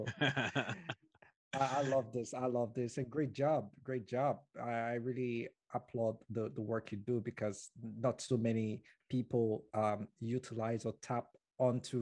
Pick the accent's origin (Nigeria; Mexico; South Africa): Nigeria; moved away as an adult; now in Canada; I was born and brought up in Nigeria